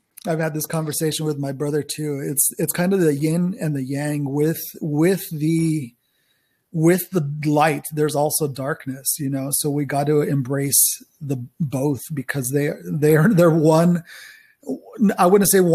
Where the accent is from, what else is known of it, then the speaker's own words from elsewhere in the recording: New Mexico, United States; I am from New Mexico, New Mexico, as far as I know, my family was there when it was still part of old Mexico